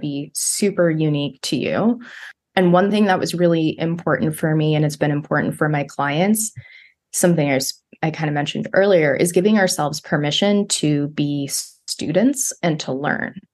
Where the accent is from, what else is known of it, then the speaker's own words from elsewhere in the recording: Bakersfield, California, United States; my hometown of Bakersfield